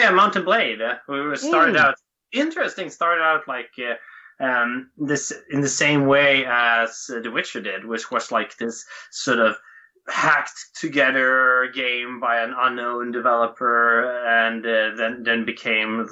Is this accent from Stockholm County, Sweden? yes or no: no; Helsingborg, Skåne, Sweden; I'm from southern Sweden, close to Denmark, in a town called Helsingborg.